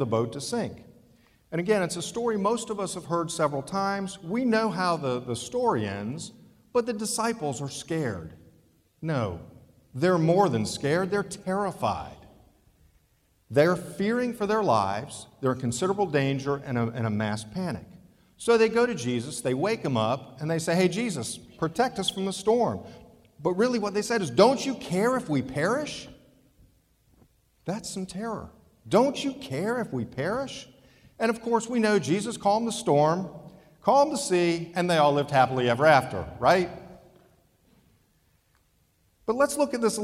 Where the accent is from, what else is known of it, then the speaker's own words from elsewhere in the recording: Ohio, United States; growing up in Ohio near the lake, we spent many weekends on the lake